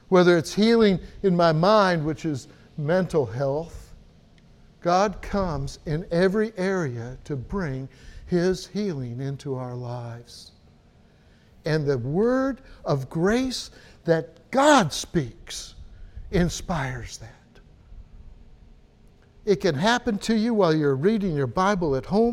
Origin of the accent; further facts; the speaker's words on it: United States; me as an American